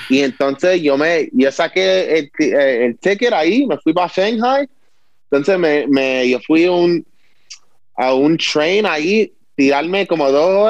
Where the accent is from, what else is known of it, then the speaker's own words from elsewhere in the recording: Puerto Rico; yo no soy americano, yo soy boricua, yo soy puertorriqueño. Estoy representando mi isla, o sea, yo estoy representando mis raíces